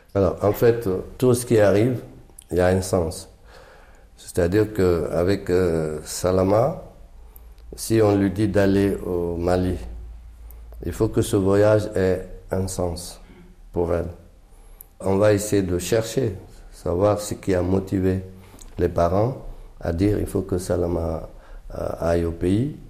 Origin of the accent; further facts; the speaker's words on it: Guinea; now in Paris, France; je suis Peul de Guinée